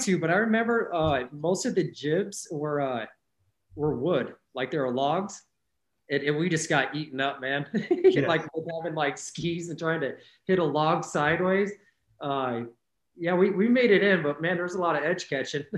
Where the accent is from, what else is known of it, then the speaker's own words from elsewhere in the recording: Glenwood Springs, Colorado, United States; moved away as an adult; also born or lived in Olympia, Washington; now in Leavenworth, United States; originally from uh, uh, the Glenwood Springs area in Colorado. That's where I grew up